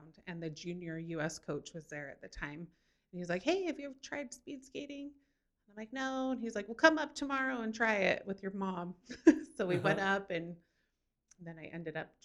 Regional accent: Kearns, Utah, United States; also born or lived in Florida; I was born and raised in Kearns, Utah.

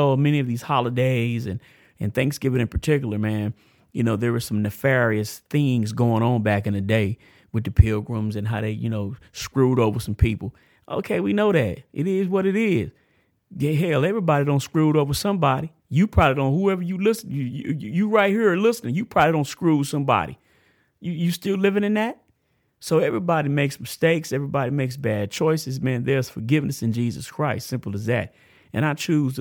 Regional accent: United States; also born or lived in Tampa, Florida / Amarillo, Texas; I grew up in Florida, in Cephna, and it's hood, man. Tampa's hood

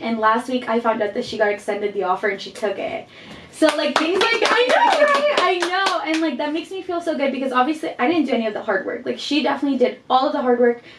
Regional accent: Guatemala; I am from Guatemala.

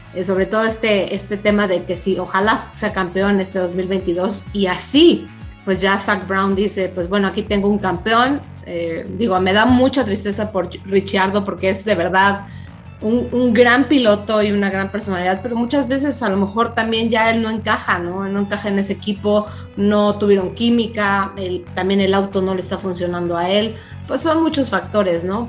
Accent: Mexico; como mexicano

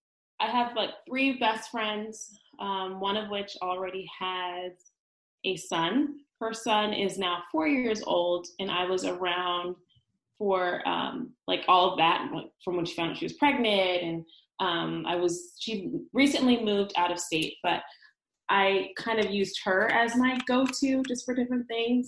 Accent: California, United States; moved away as an adult; now in Brooklyn, United States; I'm in California. I came to New York for graduate school back in 2012

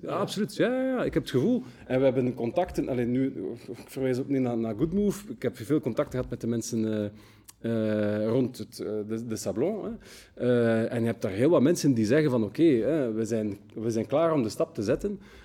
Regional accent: Brussels, Brussels-Capital Region, Belgium; geeft ons ook wel wat trots als Brusselaars

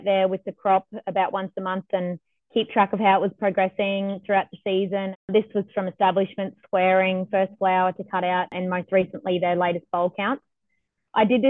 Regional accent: Biloela, Queensland, Australia; I grew up in Billawilla on our family farm, which is a mixed grain and cotton farm.

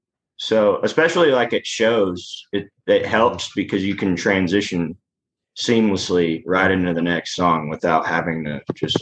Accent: California, United States; I grew up in Southern California for about 4 or 5 years out of my life.

